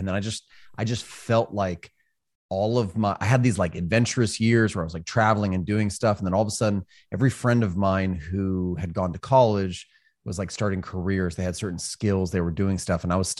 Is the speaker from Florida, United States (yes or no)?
no; California, United States; also born or lived in Hawaii; So I grew up in Northern California, spent a lot of time in Hawaii, joined the Marine Corps.